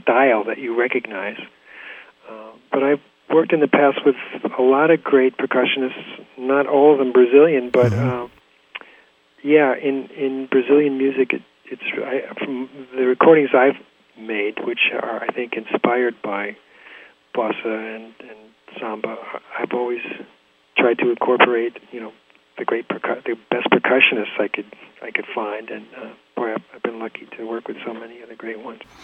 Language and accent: English; La Jolla, California, United States; moved away as an adult; also born or lived in Del Mar, California / New York City; now in Woodstock, United States; being a native Californian, I grew up in La Jolla